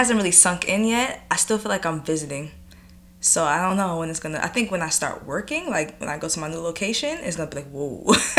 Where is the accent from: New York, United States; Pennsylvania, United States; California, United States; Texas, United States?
New York, United States; Long Island; I'm from here, but granted, I'm from Long Island, so I'm from the suburbs too